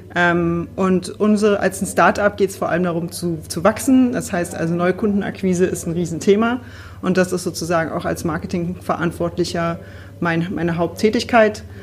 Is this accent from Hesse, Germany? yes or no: no; Berlin, Germany; Ich bin Berlinerin